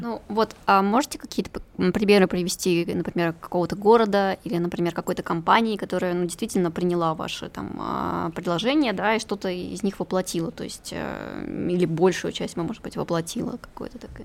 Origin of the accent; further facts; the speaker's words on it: Murmansk Oblast, Russia; я сама из Мурманской